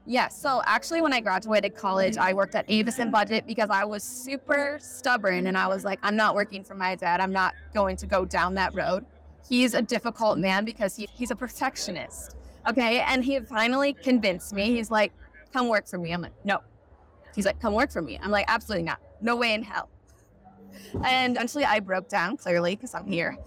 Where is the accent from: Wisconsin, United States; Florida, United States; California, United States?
Wisconsin, United States; Ettrick; I'm from Ettrick, Wisconsin, which is a very small town.